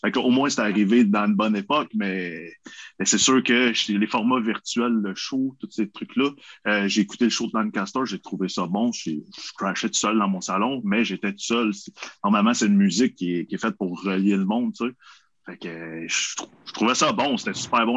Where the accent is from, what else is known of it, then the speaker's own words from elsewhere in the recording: Quebec, Canada; on est québécois